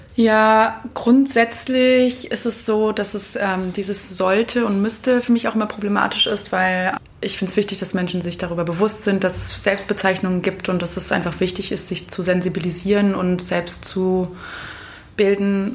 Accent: England, United Kingdom; also born or lived in Germany; now in Linz, Austria; komme gebürtig aus England, habe aber auch eine große Migrationsgeschichte hinter mir

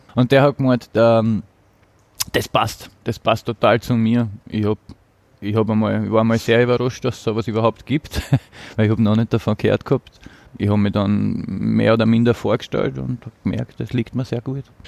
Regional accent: Apetlon, Burgenland, Austria; now in Vienna, Austria; Im Burgenland im Seewinkel. Apetlon mhm. heißt das Dorf.

